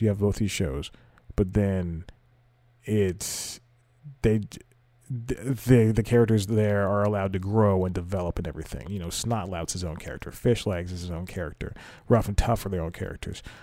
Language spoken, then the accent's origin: English; the South, United States; the Southern gentleman